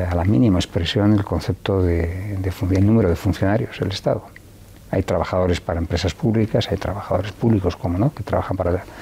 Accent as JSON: {"language": "Spanish", "town": "León", "region": "Castile and León", "country": "Spain", "said": "yo soy de León, en León se juega a ser an, antivallisoletano, pero también en Salamanca o en Burgos."}